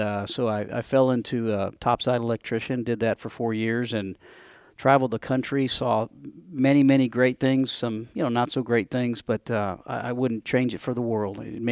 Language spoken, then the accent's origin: English; New York, United States; moved away; So I grew up in upstate New York. But I have been down here on the South since the early 80s.